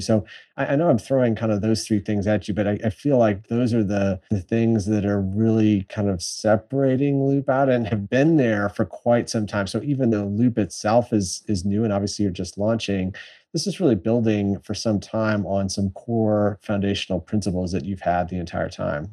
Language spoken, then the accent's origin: English; San Antonio, Texas, United States; my hometown in San Antonio